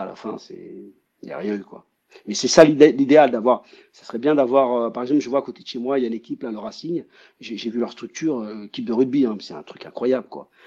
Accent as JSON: {"language": "French", "country": "France", "also_born_or_lived": "Brazil / United States", "moved": "as an adult"}